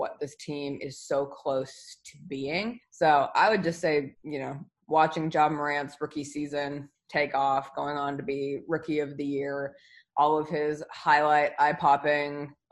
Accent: Pacific Northwest, United States; I'm from the Pacific Northwest

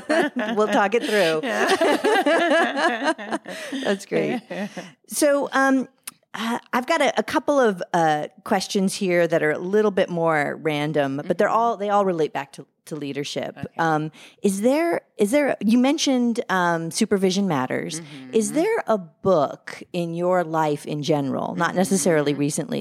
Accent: Louisiana, United States; I'm from Louisiana.

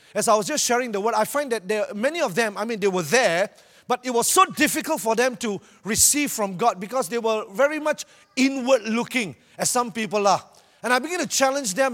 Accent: Malaysia; I'm from Malaysia

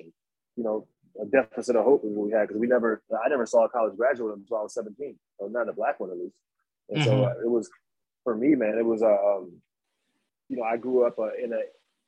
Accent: Waukegan, Illinois, United States; moved away as an adult; now in Chicago, United States; I'm from Waukegan

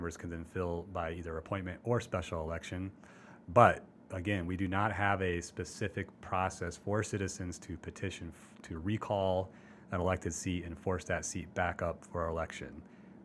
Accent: Iowa City, Iowa, United States; I grew up in Iowa City, so we used to go to Cedar Rapids a lot

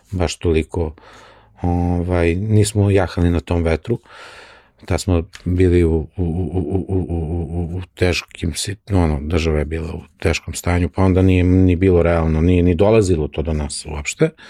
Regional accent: Serbia

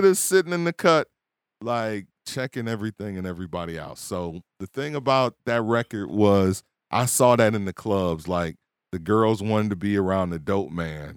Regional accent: Milwaukee, Wisconsin, United States; where I was raised

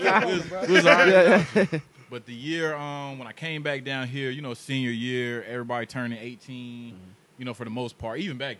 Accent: Raleigh, North Carolina, United States; also born or lived in Camden, New Jersey; From Camden, New Jersey. I came down here. I was real young. Moved to Kentwood down here in Raleigh.

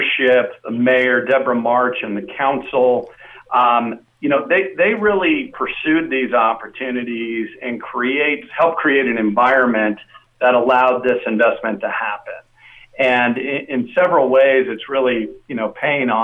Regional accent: Napa, California, United States; now in Henderson, United States; So I'm a Bay Area guy. I grew up in Napa, California.

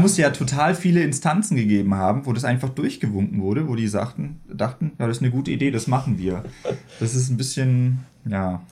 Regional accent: Baden-Württemberg, Germany; moved away; ich komme ja eigentlich aus Baden-Württemberg

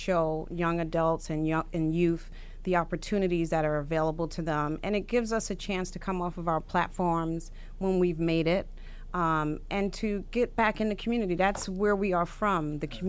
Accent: New York City, New York, United States; You know, I was born and raised in Farragut Project, so I understood the environment.

